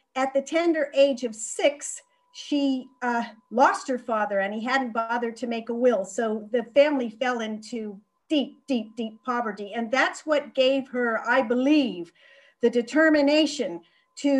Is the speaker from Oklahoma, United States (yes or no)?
no; Florida, United States; moved away as an adult; also born or lived in Canada; now in London, United Kingdom; I was born in Canada, and my parents immigrated to Florida, where I spent most of my childhood